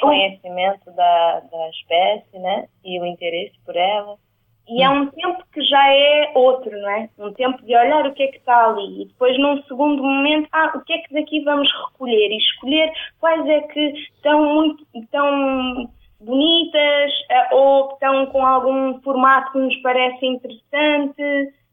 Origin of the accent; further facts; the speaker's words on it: Portugal; nós também, como portugueses